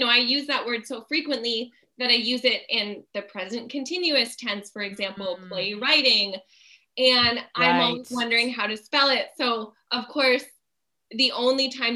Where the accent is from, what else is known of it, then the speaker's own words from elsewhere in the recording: Fonthill, Ontario, Canada; I grew up in Font Hill, which was, you know, a pretty conservative place to grow up